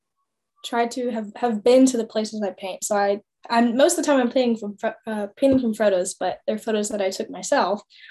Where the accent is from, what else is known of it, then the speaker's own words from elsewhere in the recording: Austin, Texas, United States; I was born and raised in Austin. Grew up in Austin, went to high school in Austin, went to college in Austin